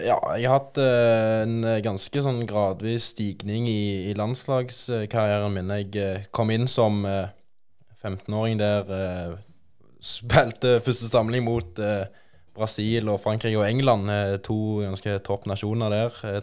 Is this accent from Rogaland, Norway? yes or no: yes; Bryne, Rogaland, Norway; komme fra, fra Bryne